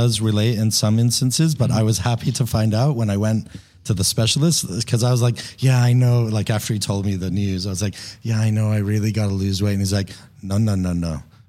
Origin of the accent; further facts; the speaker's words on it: Papua New Guinea; moved away as an adult; also born or lived in Chicago; I'm American, Persian American. I was born in Chicago, but I was raised in Papua New Guinea in the Pacific Islands.